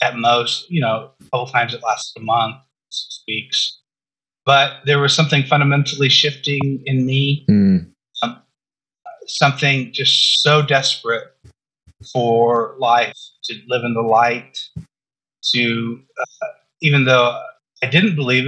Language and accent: English; Southern California, United States; I grew up in Southern California